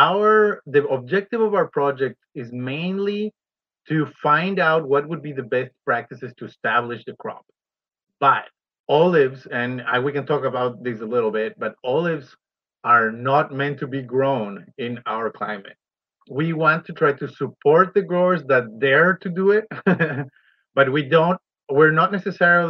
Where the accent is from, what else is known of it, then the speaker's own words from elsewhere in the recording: Ecuador; moved away as an adult; now in Oregon, United States; I'm originally from Ecuador, and over there I work with avocado and other crops.